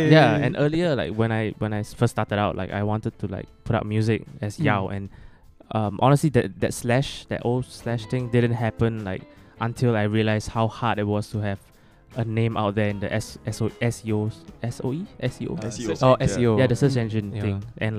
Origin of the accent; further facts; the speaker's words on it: Singapore; I'm a Singaporean, I'm putting out music, like I am a Singaporean